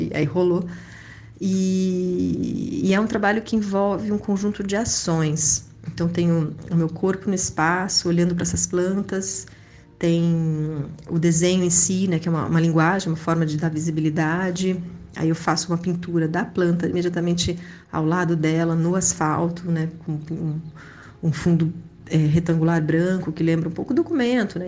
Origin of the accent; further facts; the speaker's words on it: Brazil; also born or lived in Spain / São Paulo; now in Rio de Janeiro, Brazil; Nasci na Espanha em 1979. Não sou espanhola, vim para o Brasil muito pequena